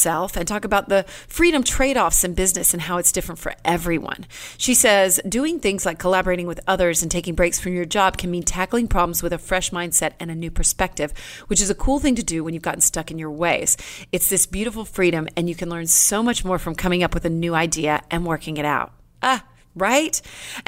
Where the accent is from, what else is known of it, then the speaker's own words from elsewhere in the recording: Killeen, Texas, United States; I grew up in Killeen in an army town